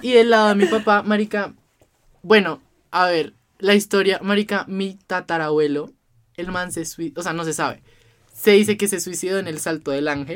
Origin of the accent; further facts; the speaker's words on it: Bogotá, Colombia; como buen cachaco